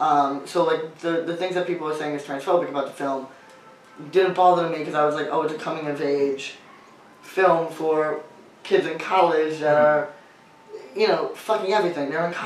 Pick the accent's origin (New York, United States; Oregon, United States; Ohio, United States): New York, United States; I grew up in New York